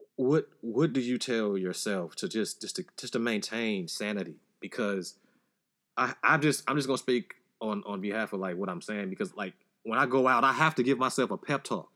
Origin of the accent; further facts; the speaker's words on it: Chicago, Illinois, United States; I grew up in Chicago, you know, Southside